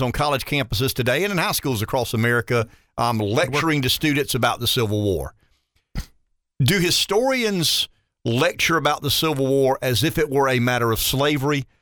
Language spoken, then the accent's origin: English; the South, United States; I'm a Southerner